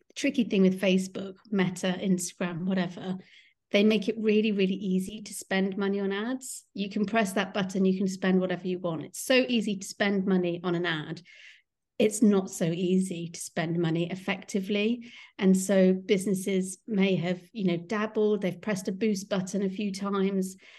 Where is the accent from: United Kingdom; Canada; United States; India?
United Kingdom; Kingston upon Thames, London; I'm from Kingston upon Thames